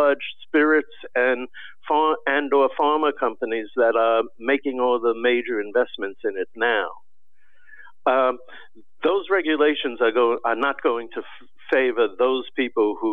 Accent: Washington, District of Columbia, United States; I'm in Washington. I grew up in Washington.

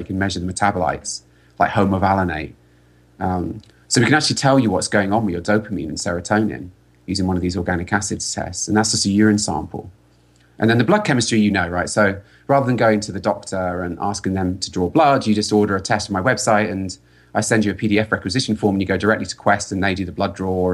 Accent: London, United Kingdom; moved away as an adult; now in California, United States; I'm British, I'm from London, and I was living in California.

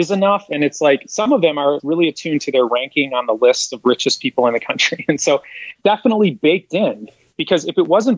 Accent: Midwest, United States; I grew up in the Midwest

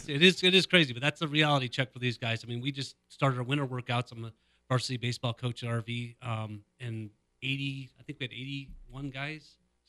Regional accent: Northglenn, Colorado, United States; North Glen.

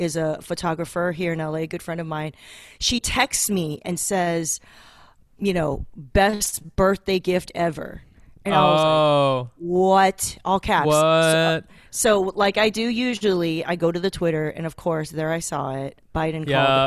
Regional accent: Torrance, California, United States; also born or lived in Taiwan; I grew up in Torrance

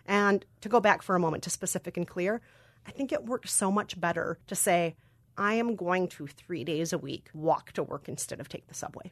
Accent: Minnesota, United States; accent: Minnesotan; I am a Korean adoptee, Minnesotan-raised with Irish and German culture

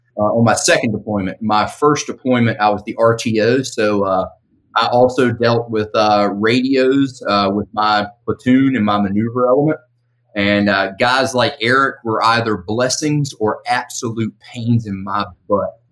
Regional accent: the South, United States; I grew up in the South

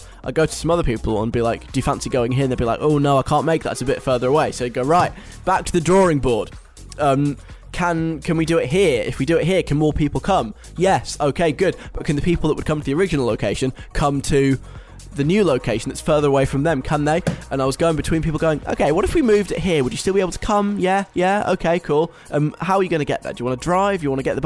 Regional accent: London, United Kingdom; moved away; I'm at home this week in London

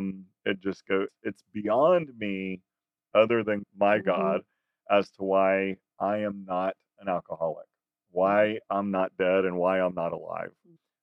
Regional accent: South Texas, United States; I'm from South Texas. I grew up in a rural community.

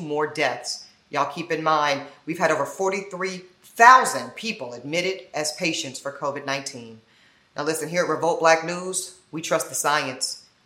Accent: North Carolina, United States; my home state of North Carolina

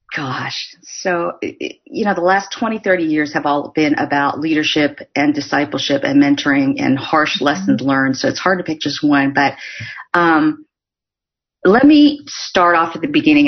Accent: Northern California, United States; also born or lived in South Korea; I grew up in Northern California

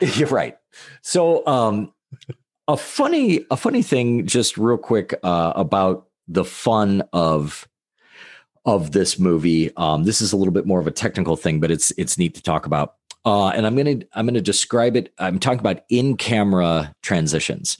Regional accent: United States

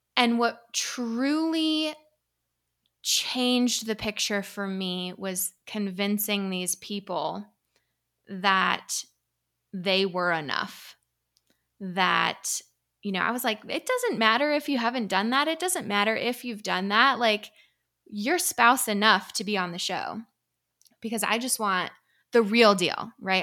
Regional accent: Vermont, United States; moved away as an adult; now in Tucson, United States; Originally, I'm from Vermont

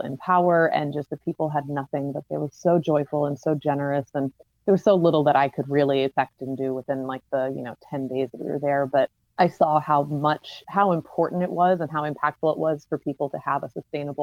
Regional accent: Charlotte, North Carolina, United States; moved away as an adult; now in New York, United States; I'm from Charlotte

